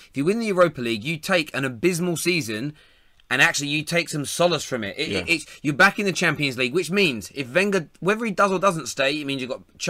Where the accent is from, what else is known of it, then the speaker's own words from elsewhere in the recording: London, United Kingdom; I'm a Man United fan from London